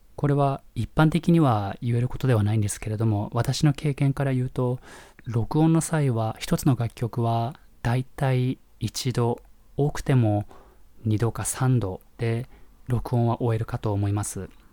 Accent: Japan; moved away as an adult; also born or lived in Nebraska, United States; 日本で育った頃

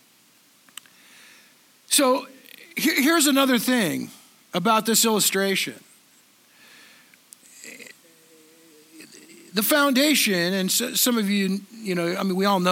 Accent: Southern California, United States; I grew up in Southern California in the 70s

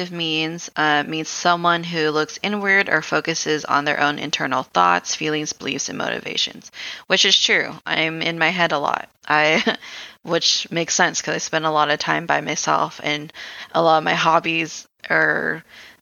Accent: Philippines; I'm Filipino

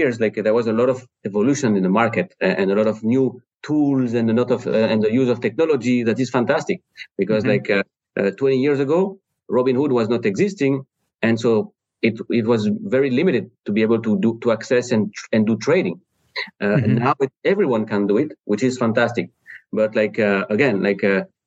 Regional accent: France; English is a second language; moved away as an adult; also born or lived in Spain; now in Cleveland, United States; I'm from France originally

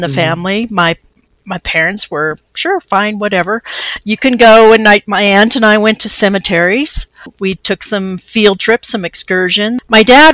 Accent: Nevada, Missouri, United States; I'm from the town. It's called Nevada, Missouri

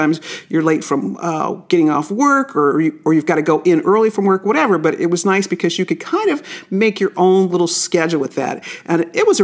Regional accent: Las Vegas, Nevada, United States; when I was growing up in Las Vegas

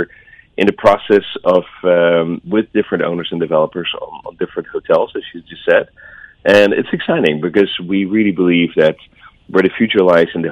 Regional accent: Netherlands; moved away; I'm from Holland.

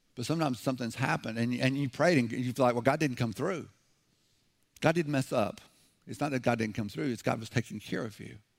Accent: the South, United States; I'm from the South.

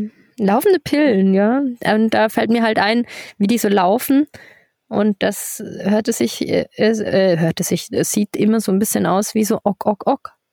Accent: Germany; moved away as an adult; now in Switzerland; bei uns in Deutschland

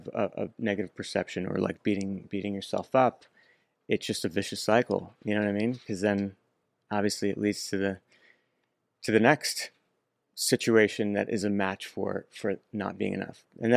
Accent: Wayne, New Jersey, United States; Originally Wayne, New Jersey.

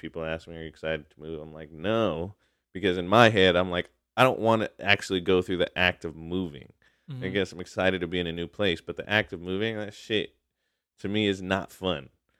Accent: Hayward, California, United States; also born or lived in Chicago; when I was born in Southern California, as we moved around Southern California, Northern California, and then in Chicago as well, before my family came back and settled in Hayward

